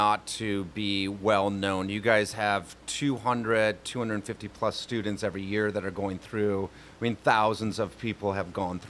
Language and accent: English; Madison, Wisconsin, United States; I grew up in Madison, Wisconsin.